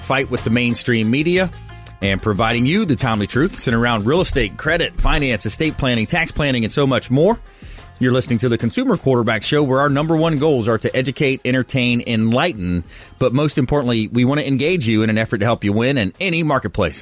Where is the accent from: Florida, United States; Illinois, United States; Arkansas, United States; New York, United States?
Florida, United States; growing up in Florida